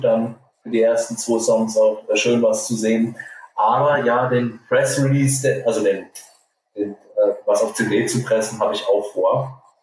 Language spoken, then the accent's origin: German; Hesse, Germany; als Hesse